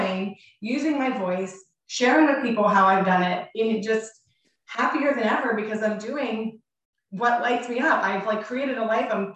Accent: Pittsburgh, Pennsylvania, United States; We're from Pittsburgh, Pennsylvania.

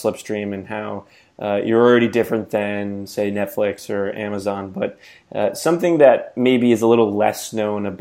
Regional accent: East Coast, United States; I grew up skiing on the East Coast

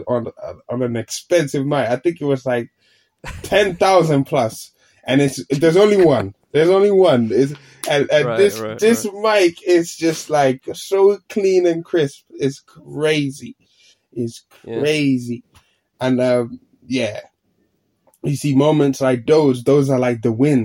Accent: London, United Kingdom; moved away as an adult; now in Finland; I grew up here in London as well

